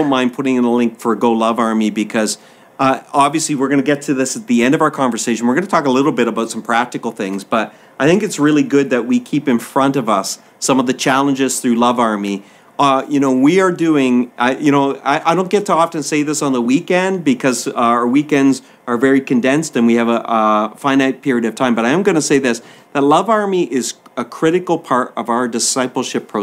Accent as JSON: {"language": "English", "area": "East Coast", "region": "Maritime provinces", "country": "Canada", "tie": "born or raised there", "said": "so the fisheries were a big part of the way of life in the maritime provinces"}